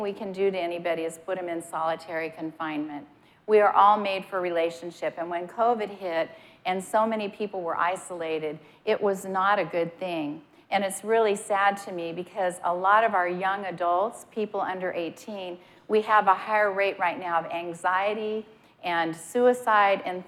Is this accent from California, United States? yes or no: no; Montana, United States; moved away; I'm from Montana, and when I lived in Montana, a lot of times it would pour.